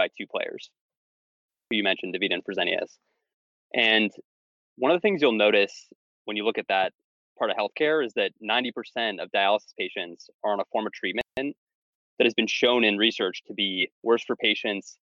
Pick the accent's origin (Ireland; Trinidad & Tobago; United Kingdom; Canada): Canada; moved away as an adult; also born or lived in California / Asia / Philadelphia; now in United States; I grew up in Canada